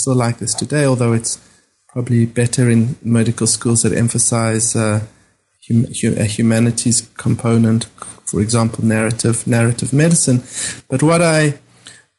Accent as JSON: {"language": "English", "country": "South Africa", "tie": "born or raised there", "moved": "as an adult", "said": "growing up in South Africa and being trained as a doctor in South Africa"}